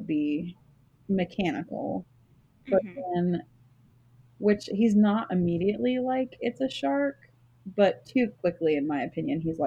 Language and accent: English; Texas, United States; I'm from Texas